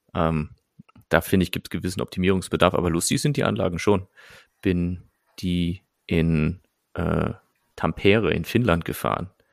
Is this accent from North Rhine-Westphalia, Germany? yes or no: yes; Nettetal, North Rhine-Westphalia, Germany; moved away; ich komme ja aus der Nähe von Fenlo, also aber noch deutsche Seite